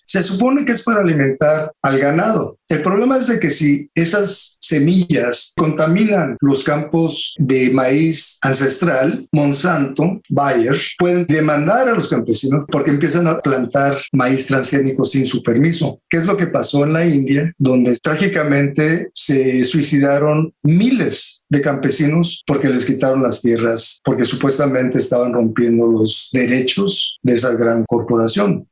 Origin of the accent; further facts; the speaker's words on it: Tijuana, Baja California, Mexico; yo crecí en Tijuana